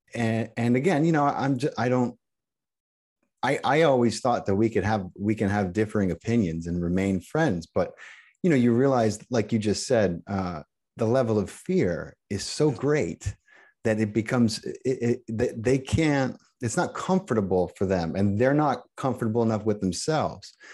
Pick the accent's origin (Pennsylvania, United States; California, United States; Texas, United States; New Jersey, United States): Pennsylvania, United States; Allentown; I grew up in Pennsylvania, about an hour